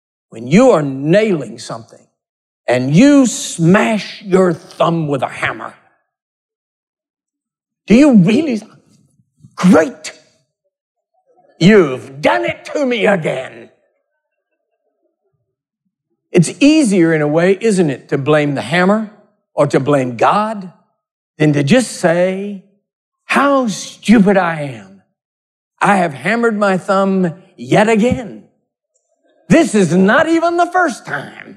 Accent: Texas, United States; I'm a Texan

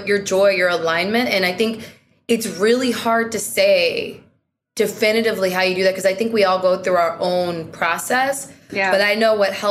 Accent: Seattle, Washington, United States; I'm from Seattle

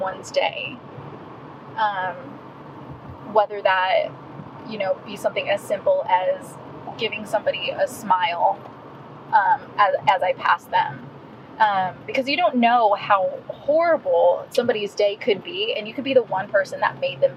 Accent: Illinois, United States; moved away as an adult; also born or lived in California; now in Dallas, Texas, United States; am an Illinois native, born and raised there for the most part.

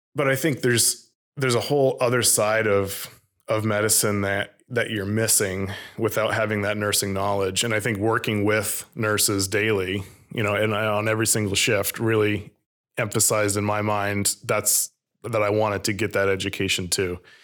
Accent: Vermont, United States; growing up in Vermont

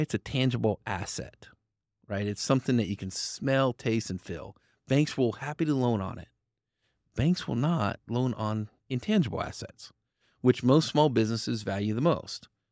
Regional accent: Fruitland, Idaho, United States; also born or lived in Central Valley, California; I grew up in Fruitland, Idaho.

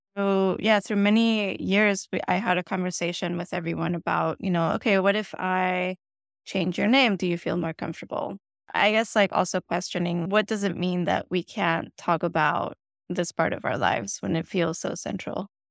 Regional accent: Colombia; born or raised there; first language Spanish; English is a second language; moved away as an adult; also born or lived in Bogotá / Chicago; now in United States

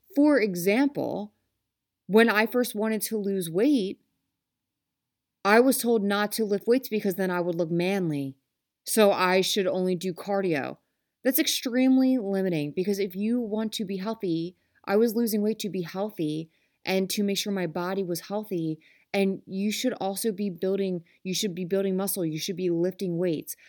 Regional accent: Philadelphia, Pennsylvania, United States; I am from Philly. Um, we say some type of way

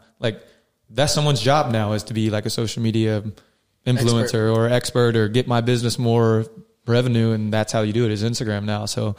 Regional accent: South Carolina, United States; now in San Diego, United States; Aziz Ansari is from South Carolina. He's like from my home state.

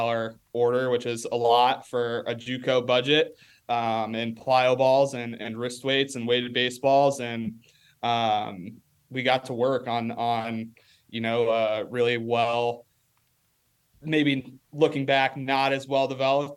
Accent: Rock Falls, Illinois, United States; moved away; come back and coach on his sophomore baseball team there in my hometown

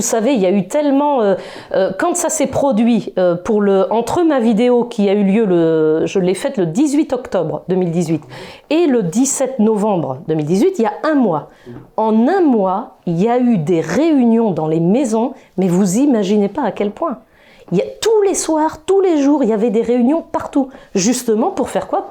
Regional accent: Brittany, France; je suis de Bretagne

